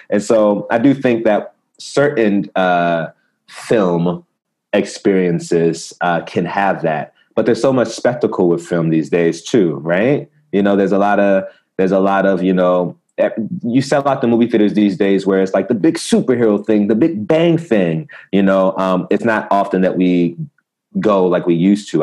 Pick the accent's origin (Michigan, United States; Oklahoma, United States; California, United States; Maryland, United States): Maryland, United States; Prince George's County; also born or lived in Baltimore, Maryland; now in Los Angeles, United States; I'm from the States, you know, Maryland